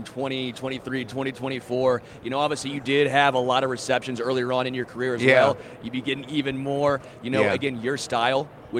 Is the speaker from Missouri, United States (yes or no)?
yes; Kansas City, Missouri, United States; I grew up in Kansas City.